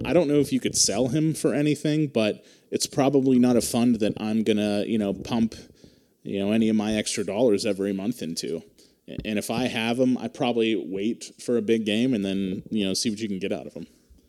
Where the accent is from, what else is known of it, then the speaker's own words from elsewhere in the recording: Pennsylvania, United States; We're from Pennsylvania. We don't know these hurricane precautions